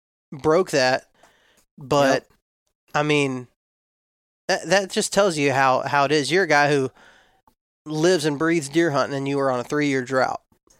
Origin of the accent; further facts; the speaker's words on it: Texas, United States; So when I was raised in West Texas, we didn't have a large amount of deer in the town that I lived in.